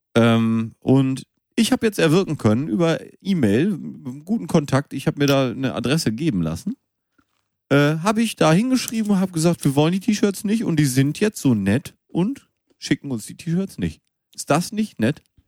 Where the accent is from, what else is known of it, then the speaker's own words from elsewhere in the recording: Münster, North Rhine-Westphalia, Germany; moved away; Ich bin in Münster geboren